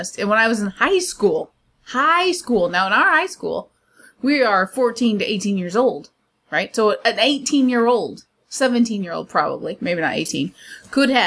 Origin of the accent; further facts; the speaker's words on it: United States; I'm American